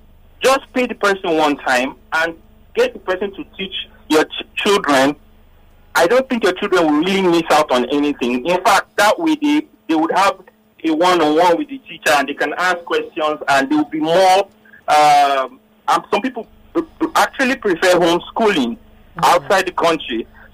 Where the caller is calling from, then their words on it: Lagos, Nigeria; I'm calling from Lekki.